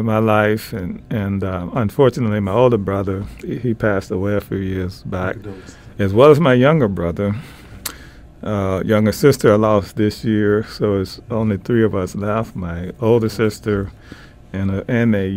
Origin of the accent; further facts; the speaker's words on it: Memphis, Tennessee, United States; growing up in Memphis, Tennessee